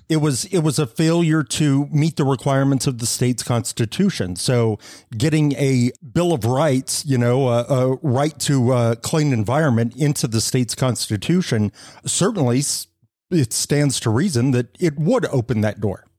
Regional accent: Fort Sumner, New Mexico, United States; moved away; I grew up uh, in Fort Sumner

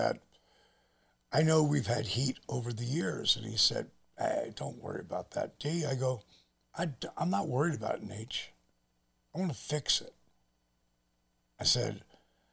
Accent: New Jersey, United States; we're both from Jersey

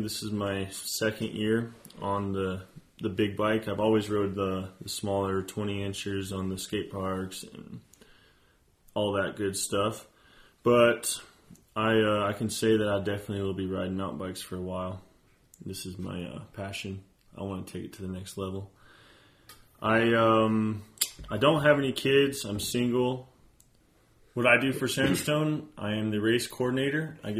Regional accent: Aztec, New Mexico, United States; I'm also from Aztec, New Mexico, born and raised. This is, my home.

